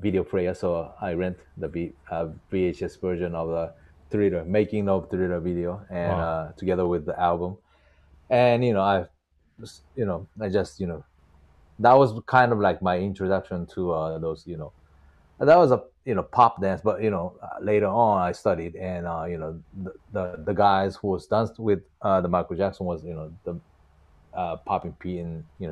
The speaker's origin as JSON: {"language": "English", "town": "Hirakata", "region": "Osaka", "country": "Japan", "tie": "born or raised there", "moved": "as an adult", "lives_now": "Tokyo, Japan", "said": "born and raised in Osaka, Japan, for 40 years, pretty much, and moved to Tokyo for 9 years"}